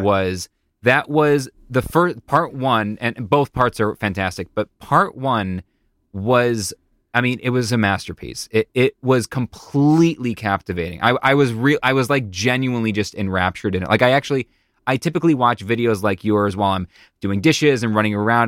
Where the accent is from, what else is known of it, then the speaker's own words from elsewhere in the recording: Buffalo, New York, United States; moved away; I'm from Buffalo, New York originally